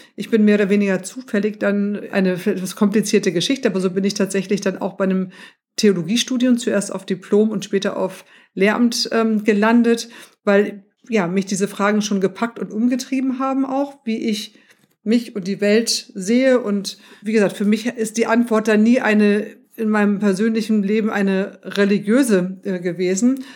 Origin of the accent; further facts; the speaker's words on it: Hamburg, Germany; ich bin ja in, in Hamburg aufgewachsen